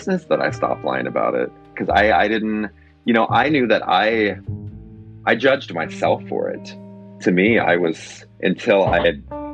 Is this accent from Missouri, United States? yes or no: yes; Springfield, Missouri, United States; moved away; my hometown